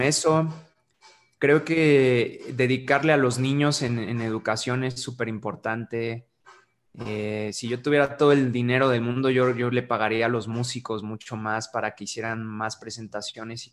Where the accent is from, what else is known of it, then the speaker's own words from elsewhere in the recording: San Luis Potosí, Mexico; also born or lived in United States; soy un embajador del arte, este, para mi ciudad, para mi pueblo y mi comunidad